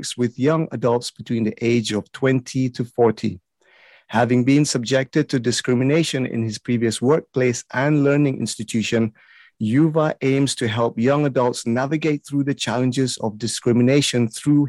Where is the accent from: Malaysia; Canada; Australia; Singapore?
Malaysia; I was born in Malaysia, I grew up in Malaysia